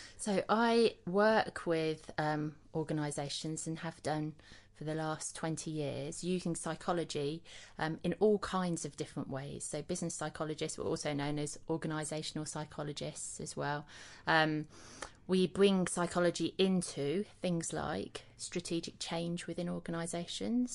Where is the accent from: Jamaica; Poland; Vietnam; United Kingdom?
United Kingdom; Leicester, East Midlands; I grew up in Leicester in the East Midlands